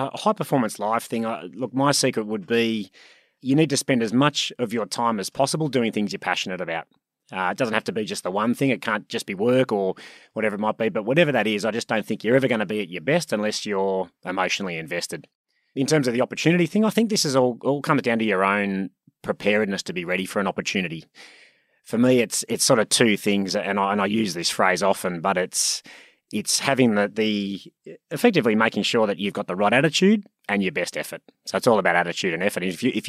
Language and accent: English; Sydney, New South Wales, Australia; Grew up in Sydney, born and raised in Sydney. Awesome childhood, great family. One of four boys.